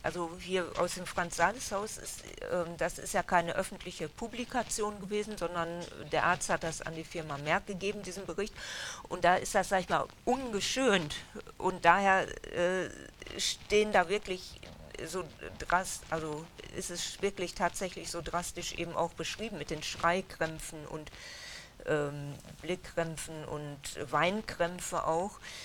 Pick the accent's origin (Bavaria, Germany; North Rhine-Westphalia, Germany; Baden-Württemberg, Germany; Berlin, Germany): North Rhine-Westphalia, Germany; Dülmen; also born or lived in Essen; die meiste Zeit in Dülmen aufgewachsen